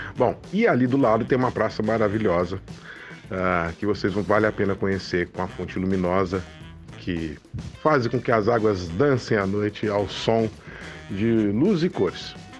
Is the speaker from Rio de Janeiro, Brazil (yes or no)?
no; Poços de Caldas, Minas Gerais, Brazil; Cidade aonde eu nasci, aonde eu fui criado e aonde eu vivo